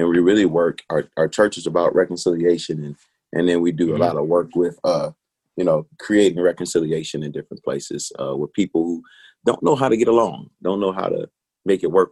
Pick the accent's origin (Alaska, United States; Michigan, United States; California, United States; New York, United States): Michigan, United States; Detroit; now in Nashville, United States; I'm from Detroit, Michigan, a place I love